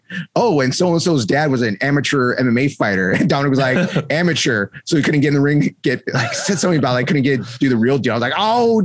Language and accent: English; San Jose, California, United States; I'm from San Jose, Santa Clara